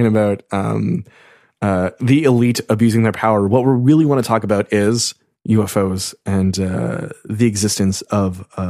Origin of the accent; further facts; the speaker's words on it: Canada; I'm speaking as an American here, clearly, even though I'm Canadian.